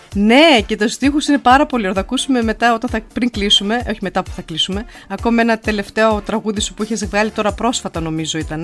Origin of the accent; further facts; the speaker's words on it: Evros, Eastern Macedonia and Thrace, Greece; now in Nuremberg, Germany; Εγώ από τον Εύρο. Εμεί είμαστε από τον Εύρο